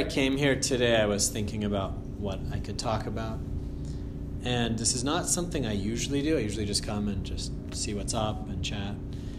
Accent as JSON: {"language": "English", "town": "Andover", "region": "Massachusetts", "country": "United States", "tie": "born or raised there", "said": "I grew up in Andover, actually. And when I was, you know … in Andover on Elm Street, you know, near Merrimack College"}